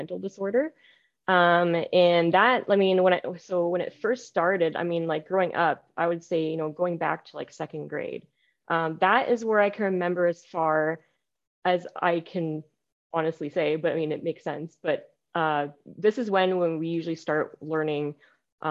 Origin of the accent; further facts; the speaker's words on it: British Columbia, Canada; I was born in British Columbia, Canada here.